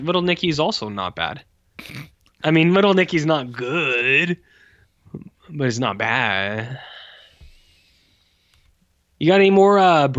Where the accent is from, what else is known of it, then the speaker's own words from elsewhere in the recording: the South, United States; I am a debutante from the South.